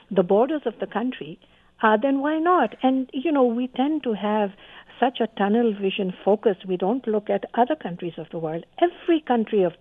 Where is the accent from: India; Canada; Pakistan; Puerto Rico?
Canada; as a Canadian